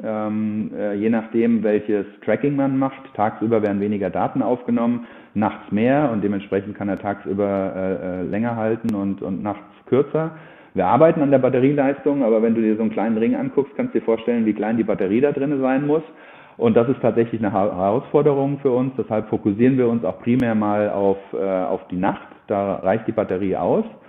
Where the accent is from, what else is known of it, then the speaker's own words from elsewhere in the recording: Germany; bei uns in Deutschland